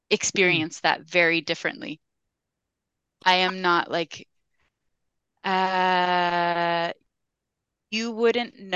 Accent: United States; moved away as an adult; I'm Mexican American

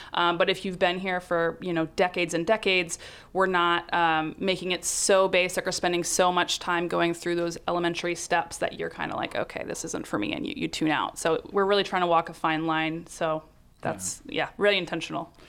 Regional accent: North Carolina, United States; moved away as an adult; now in San Francisco Bay Area, United States; I grew up in North Carolina

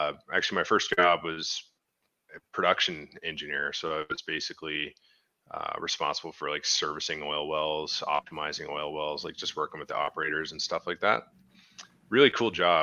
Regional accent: Newfoundland and Labrador, Canada; now in Lloydminster, Canada

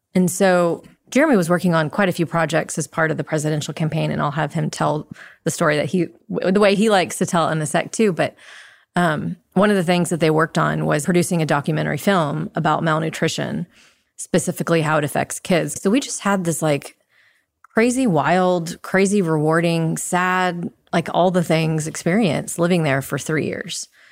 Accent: Dallas, Texas, United States; moved away as an adult; also born or lived in Jakarta, Indonesia; Born and raised in Dallas

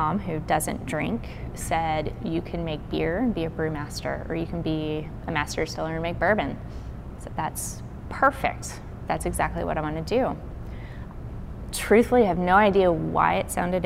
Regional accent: Burlington, Kentucky, United States; now in Memphis, United States; So I am originally from Kentucky. I grew up in a small town called Burlington.

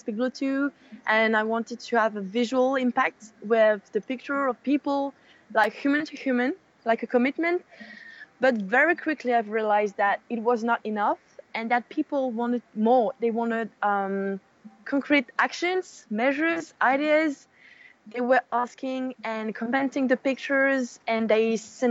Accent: Mauritius; moved away as an adult; also born or lived in France; now in Paris, France; I am French and I grew up in Mauritius Island, which I call home now

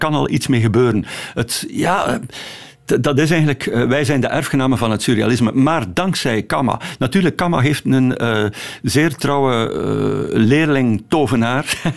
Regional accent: Ostend, West Flanders, Belgium; Ik ben een echte Oostendenaar en ik ben ook dol op Brussel.

